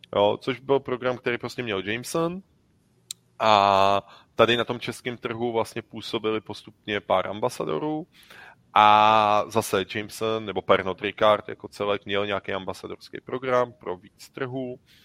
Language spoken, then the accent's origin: Czech; Czechia; My jsme z Čech